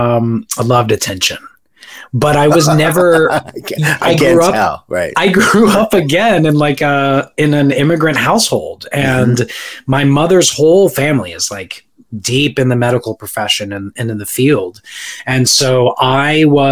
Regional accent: Orlando, Florida, United States; moved away as an adult; also born or lived in Staten Island, New York; we moved to Florida in 1992, and I was there up until the end of college

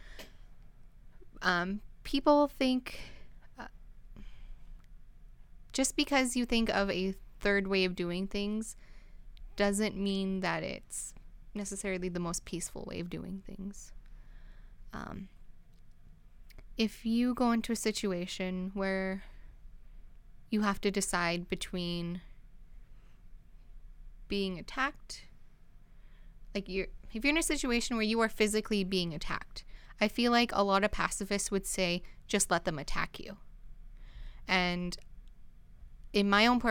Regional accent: Canada; my family is Canadian. We're very Canadian

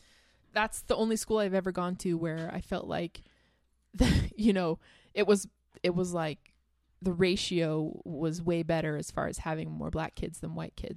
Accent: North Carolina, United States; accent: Southern; moved away; I grew up in North Carolina, and they talk a lot like this, and so I can do that really easily.

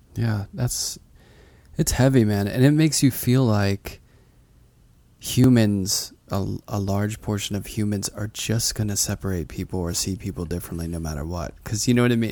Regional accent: Pittsburgh, Pennsylvania, United States; now in New York, United States; when I grew up in Pittsburgh

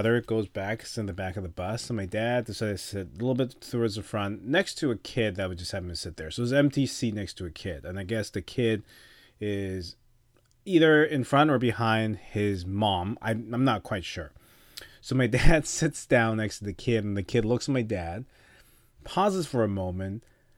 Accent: Canada; So being Canadian and Taiwanese Canadian, I'm part of two nations that are not exactly in China's good books right now.

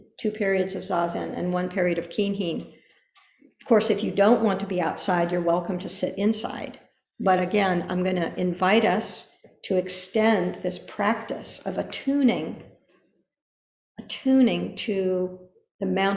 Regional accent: Pico Blanco, California, United States; I grew up around Pico Blanco, beautiful limestone mountain

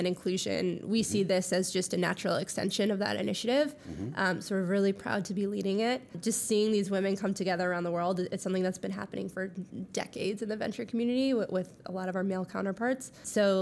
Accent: Minnesota, United States; moved away; I'm from Minnesota, which you can really only hear when I say I'm from Minnesota

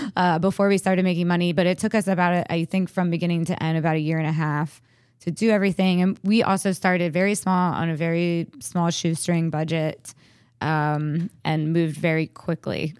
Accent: Frederick, Maryland, United States; moved away as an adult; I was ready to move back to my hometown

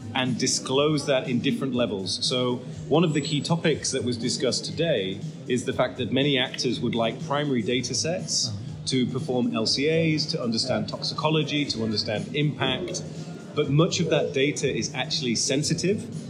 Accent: United Kingdom; now in Netherlands; I'm actually British

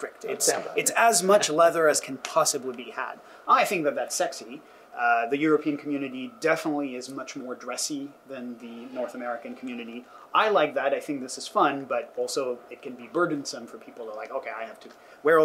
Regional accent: France; now in United States; I was growing up in France at the time

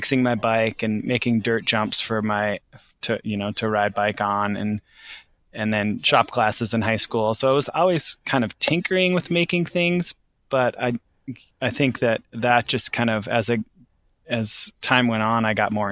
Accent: St. Cloud, Minnesota, United States; now in Joseph, Oregon, United States; I grew up in Minnesota

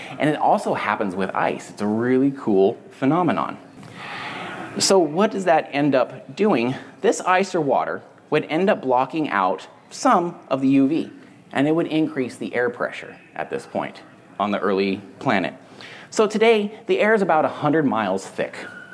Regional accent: San Andreas Fault, California, United States; I lived where I grew up on the San Andreas Fault.

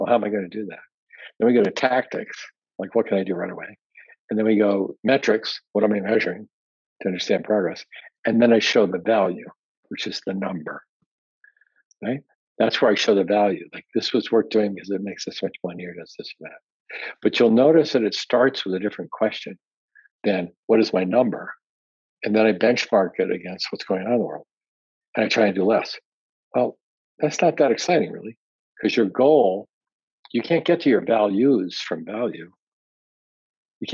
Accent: Hong Kong; also born or lived in Tokyo, Japan / Washington, United States; I was born in Tokyo, and I grew up mostly in Hong Kong and in the Puget Sound, Washington State.

